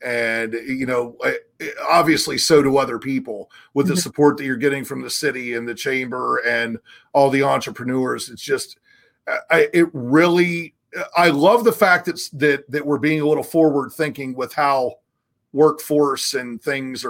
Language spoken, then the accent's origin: English; near Marietta, Southern Ohio, United States; moved away; I'm from Southern Ohio. Marietta tomatoes are a thing